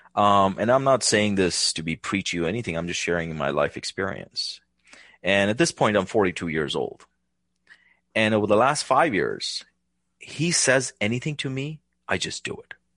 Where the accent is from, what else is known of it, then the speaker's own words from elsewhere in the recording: India; now in United States; growing up in India